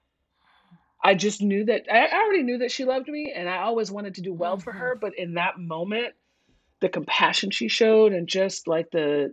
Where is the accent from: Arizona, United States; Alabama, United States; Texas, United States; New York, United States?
New York, United States; New York City; I grew up in New York City public schools in the 70s and 80s